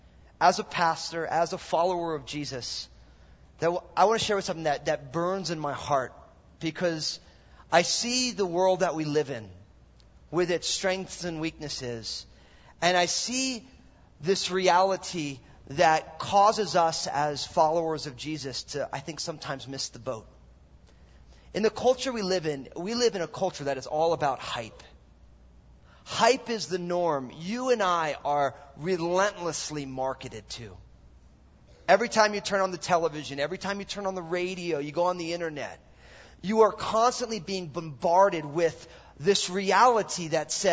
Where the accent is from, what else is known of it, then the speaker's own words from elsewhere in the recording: New Jersey, United States; also born or lived in San Francisco / Mill Valley; now in Vancouver, Washington, United States; I'm all Italian from New Jersey